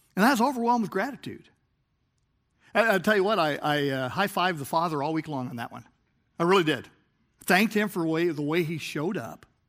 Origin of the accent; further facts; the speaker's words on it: Chicago, Illinois, United States; I was from Chicagoland